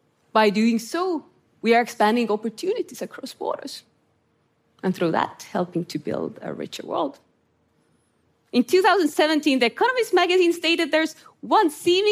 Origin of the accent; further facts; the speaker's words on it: Estonia; English is a second language; I grew up in Estonia under Soviet occupation, in a country locked up behind the thick wall of the Iron Curtain.